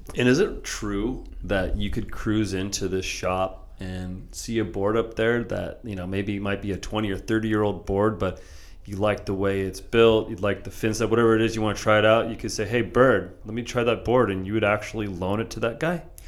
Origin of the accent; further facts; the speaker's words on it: San Diego, California, United States; I grew up here in San Diego